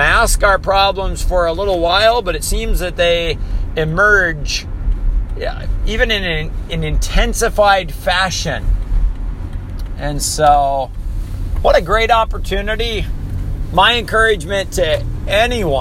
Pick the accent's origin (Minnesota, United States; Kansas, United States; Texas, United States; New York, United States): Minnesota, United States; also born or lived in Hawaii; I was born and raised in Minnesota